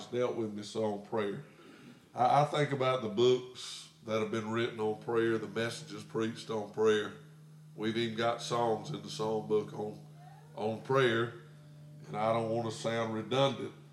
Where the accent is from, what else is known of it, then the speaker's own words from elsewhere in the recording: United States; as a little boy growing up in America